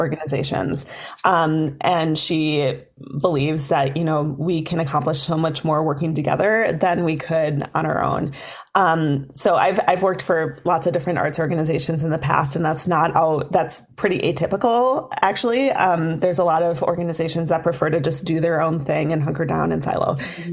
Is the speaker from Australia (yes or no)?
no; Duluth, Minnesota, United States; I grew up in Duluth